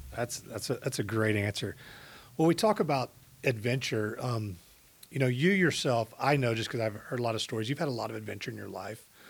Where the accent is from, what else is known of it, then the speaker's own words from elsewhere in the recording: Katy, Texas, United States; I grew up in Katy at a time when it was very small compared to what it was today.